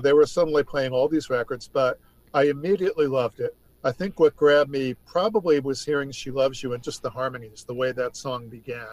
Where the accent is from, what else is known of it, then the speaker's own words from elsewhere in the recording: New York, United States; I grew up in New York State